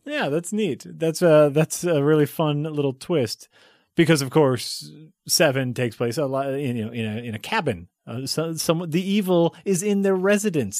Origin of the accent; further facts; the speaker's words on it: United States; I'm an American.